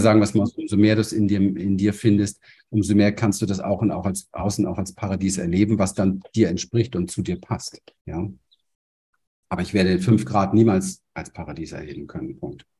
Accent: Berlin, Germany; moved away as an adult; now in Panama; ich komme aus der Gosse von Berlin, aus dem Hinterhof

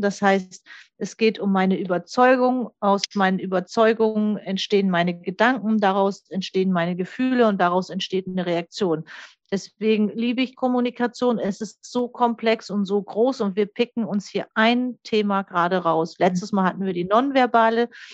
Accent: the North, Northern Germany, Germany; Ich komme ja hier aus dem Norden

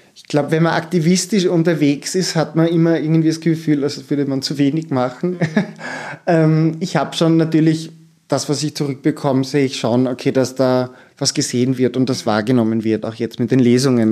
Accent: Styria, Austria; ich komme vom Land, aus der Steiermark

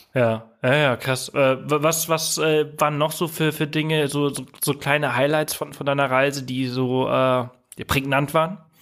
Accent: Germany; bei uns in Deutschland

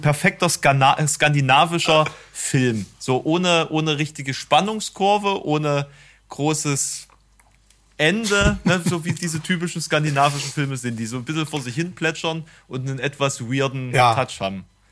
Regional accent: East Germany, Germany; als Ossi einen Text einzulesen, ist schon mal generell schwierig, ne? Wenn du so, wenn du schon einen gewissen Regulekt hast

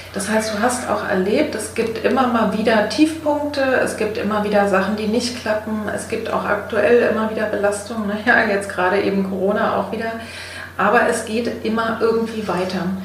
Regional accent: East Germany, Germany; ich bin in, in der DDR geboren

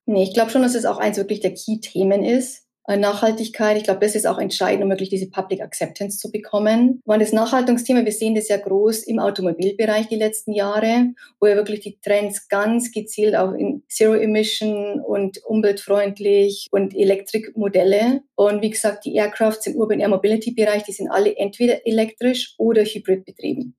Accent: Munich area, Bavaria, Germany; ich komme ja auch aus der Münchner Gegend

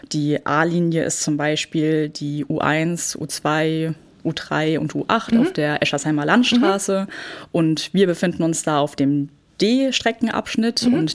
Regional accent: Frankfurt, Hesse, Germany; Ja, genau. Ich bin gebürtige Frankfurterin.

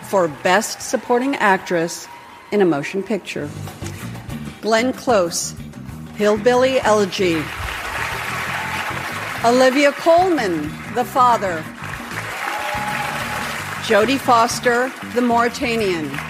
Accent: Germany; Ja, wir sind halt Deutsche und wir machen es korrekter als die anderen oder versuchen es zumindest.

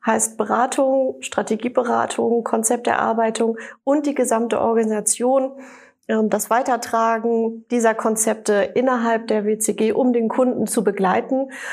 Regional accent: Sauerland, Siegerland, North Rhine-Westphalia, Germany; moved away; also born or lived in Düsseldorf; Also ich komme ja aus der Region Sauerland, Siegerland und äh, bin nach langer Zeit Düsseldorf zurückgekommen

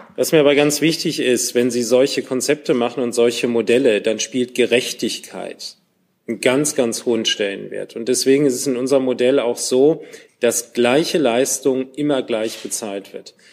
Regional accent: Cologne, North Rhine-Westphalia, Germany; als Kölner

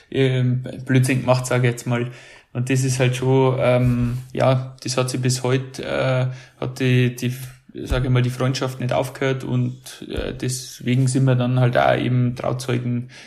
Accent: Hansenried, Bavaria, Germany; weil ich bin ja aus Hansenried, das ist das Dorf daneben.

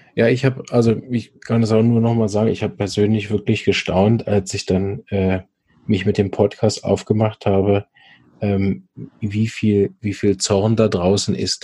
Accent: Switzerland; bei uns in der Schweiz

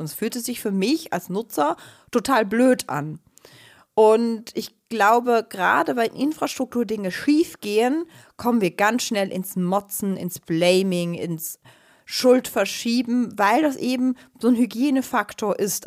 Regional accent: Switzerland; Ich bin Schweizerin

